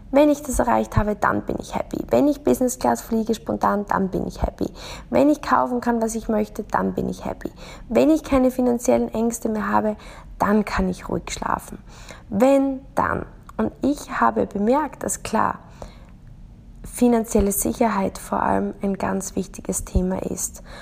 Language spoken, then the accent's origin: German; Austria; Ich bin in Österreich aufgewachsen